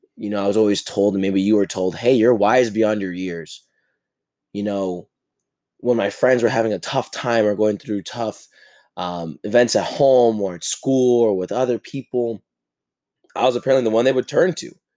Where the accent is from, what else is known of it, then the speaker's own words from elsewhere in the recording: New Jersey, United States; I grew up in New Jersey, in this fast paced lifestyle